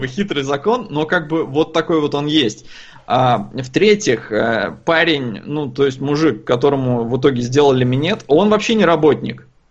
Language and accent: Russian; Estonia; я родился и вырос в Эстонии